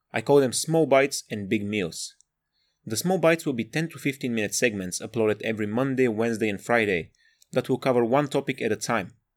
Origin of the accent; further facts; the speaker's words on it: Bulgaria; moved away as an adult; now in Sheffield, United Kingdom; I'm from Bulgaria, but I live in the north of England, shout out Sheffield and South Yorkshire